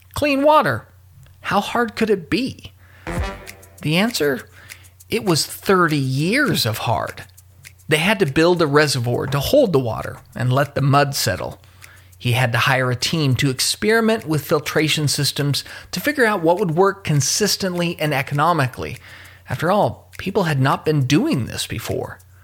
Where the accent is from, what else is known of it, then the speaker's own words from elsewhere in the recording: Louisville, Kentucky, United States; my hometown of Louisville, Kentucky